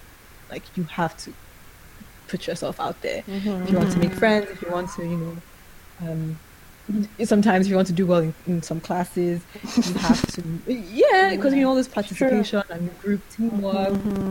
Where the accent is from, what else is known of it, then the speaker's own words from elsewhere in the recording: Nigeria; also born or lived in United States; So I was born and raised in Nigeria. Then I went to the States for university, worked there for a year, and then moved back to Nigeria.